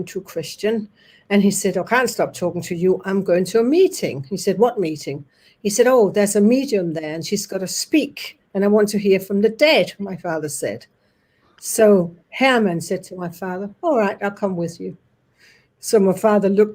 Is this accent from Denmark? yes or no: yes; Denmark; English is a second language; moved away; also born or lived in Norway; I was born in Denmark. My mother and my brother is Norwegian. My father and I are Danish. So I spent my childhood between the two countries and the two languages constantly.